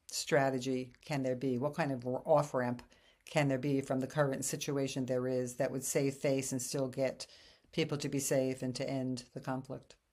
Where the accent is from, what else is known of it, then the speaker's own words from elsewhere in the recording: New York City, New York, United States; moved away as an adult; also born or lived in Japan; I come from New York City, and so I'm this brazen, tough, independent New York woman